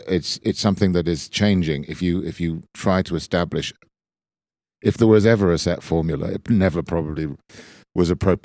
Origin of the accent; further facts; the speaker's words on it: Bournemouth, South West England, United Kingdom; No, I was from Dorset in the south coast of England, a town called Bournemouth